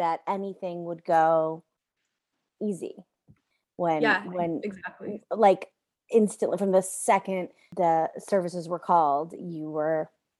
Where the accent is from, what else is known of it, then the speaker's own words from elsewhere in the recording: United States; now in Canada; I'm an American living in Canada.